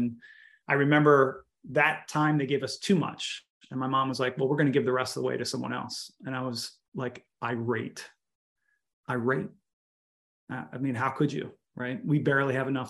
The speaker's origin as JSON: {"language": "English", "town": "Baltimore", "region": "Maryland", "country": "United States", "tie": "born or raised there", "said": "I grew up in Baltimore"}